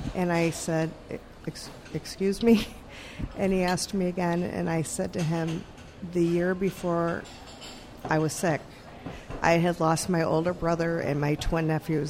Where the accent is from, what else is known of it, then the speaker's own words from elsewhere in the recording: Buffalo, New York, United States; now in Richmond, United States; I am originally from Buffalo, New York.